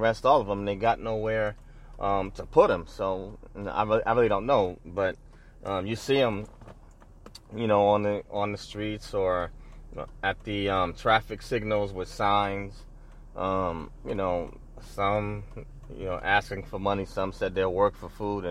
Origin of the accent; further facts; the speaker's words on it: New York City, New York, United States; now in Sacramento, United States; I was born and raised in New York City